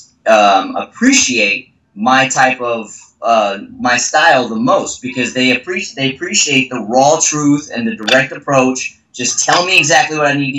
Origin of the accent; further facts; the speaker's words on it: Texas, United States; moved away; I was raised, I'm from Texas originally, and I was raised in a family where we're kind of straightforward